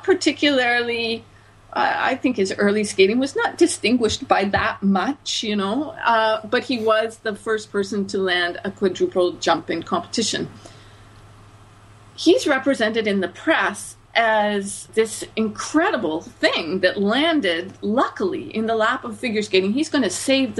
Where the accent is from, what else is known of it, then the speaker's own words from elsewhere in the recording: Canada; my own perspective as a Canadian